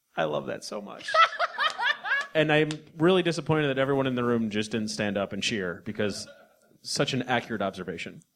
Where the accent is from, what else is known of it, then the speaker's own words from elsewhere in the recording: Midwest, United States; we're both from the Midwest